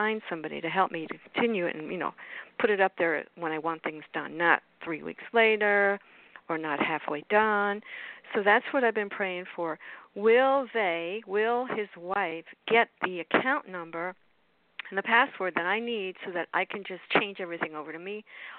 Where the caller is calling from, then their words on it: Florida, United States; from South Florida.